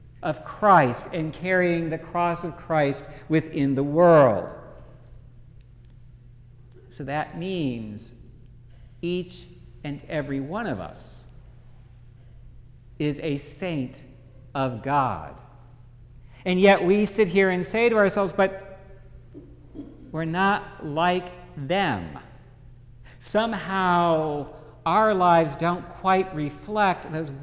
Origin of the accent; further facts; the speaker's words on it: Dallas, Texas, United States; growing up in Dallas